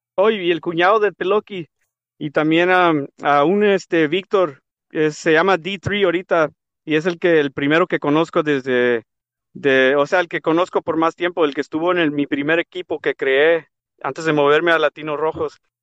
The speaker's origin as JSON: {"language": "Spanish", "town": "Tijuana", "region": "Baja California", "country": "Mexico", "said": "de Tijuana, de donde yo soy"}